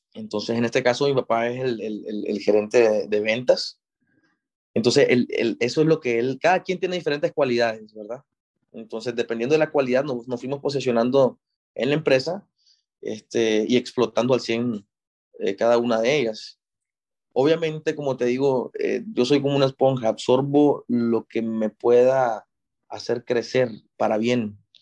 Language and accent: Spanish; Nicaragua; also born or lived in Monterrey, Mexico; toda mi vida me creí en Nicaragua